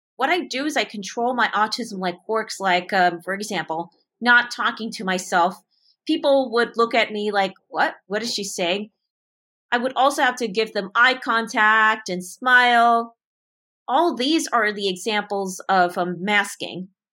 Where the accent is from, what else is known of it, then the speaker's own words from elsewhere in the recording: Montrose, California, United States; my hometown in Montrose, California